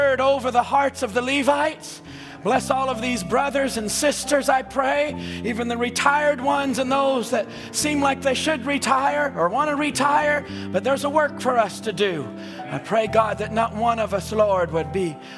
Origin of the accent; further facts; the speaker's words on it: Seattle, Washington, United States; I'm from Seattle